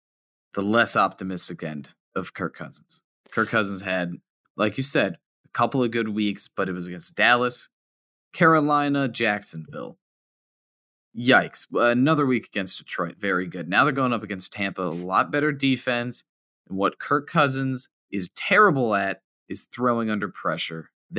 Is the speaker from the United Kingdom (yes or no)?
yes; United Kingdom; accent: British; It's my accent. My British accent's annoying.